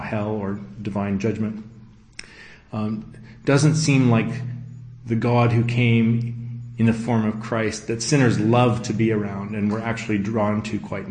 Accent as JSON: {"language": "English", "town": "Abbotsford", "region": "British Columbia", "country": "Canada", "said": "I'm from Abbotsford, British Columbia, Canada, and I'm based there"}